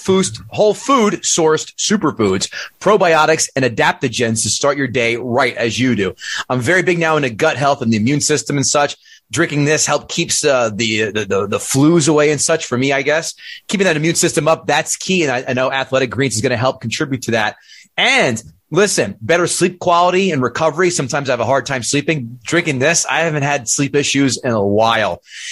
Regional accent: New Jersey, United States; I grew up in Jersey

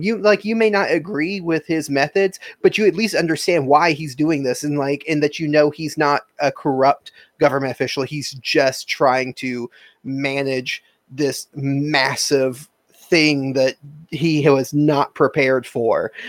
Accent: United States; as an American, as growing up in America

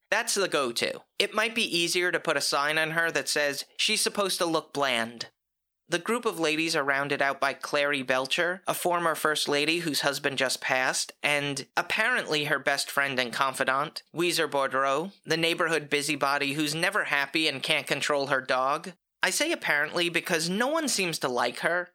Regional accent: the North, United States; being a Northerner

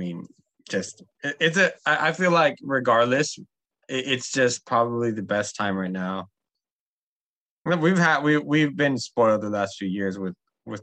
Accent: Bay Area, California, United States; I'm from the Bay Area

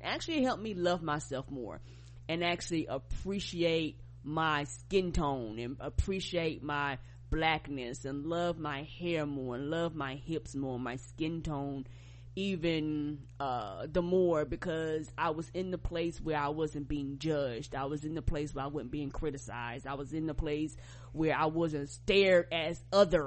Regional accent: United States; as an American

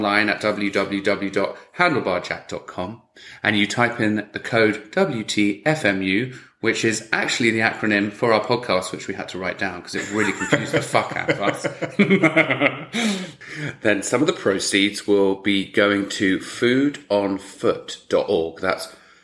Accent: England, United Kingdom; moved away; I'm from England originally

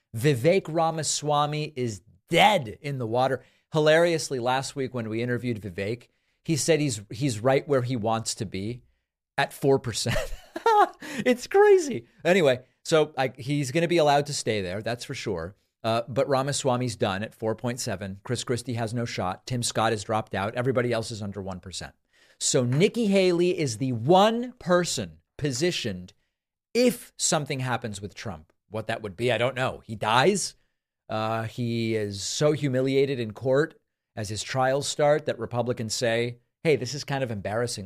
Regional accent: Argentina; moved away; I was born in Argentina, have family, friends there

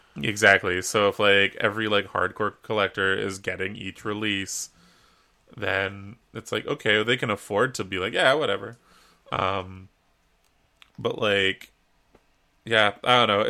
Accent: Canada

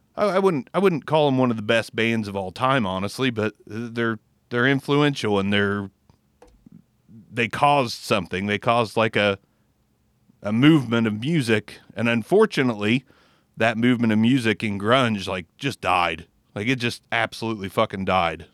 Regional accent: Southern Ohio, United States; we're from Southern Ohio

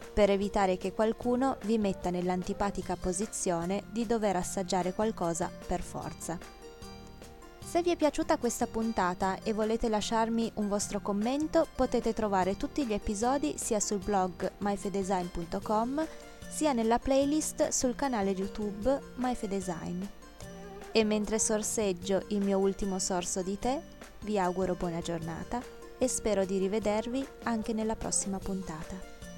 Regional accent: Piedmont, Italy; moved away; also born or lived in Thailand; Dalle mie parti, in Piemonte

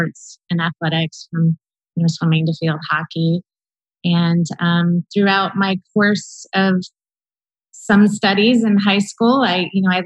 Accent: Columbus, Ohio, United States; Born and raised in Columbus, Ohio, so I'm definitely a Columbus girl.

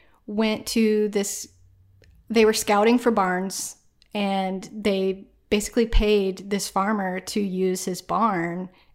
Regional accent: Peru, Indiana, United States; We're known for our Peru amateur circus.

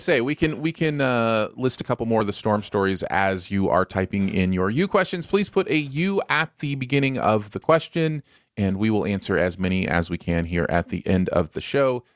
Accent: Michigan, United States; moved away; also born or lived in Bridgeport, Connecticut; growing up in Michigan

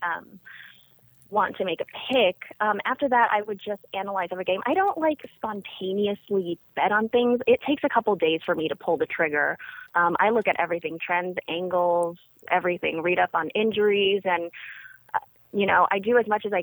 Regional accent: Las Vegas, Nevada, United States; I grew up in a nice suburb of Vegas.

